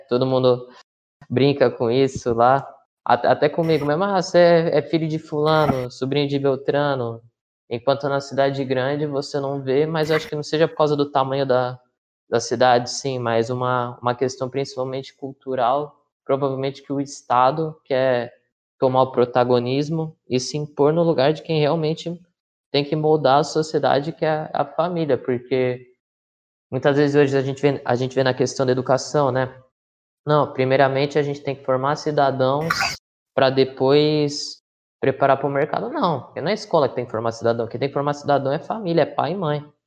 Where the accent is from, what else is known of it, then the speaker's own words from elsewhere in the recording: Santos, São Paulo, Brazil; eu nasci, eu nasci em Santos